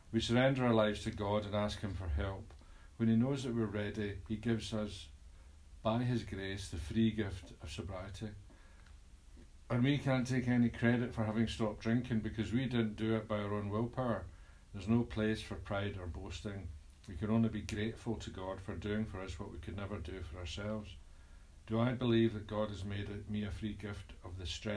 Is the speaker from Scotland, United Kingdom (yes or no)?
yes; Scotland, United Kingdom; I'm Scottish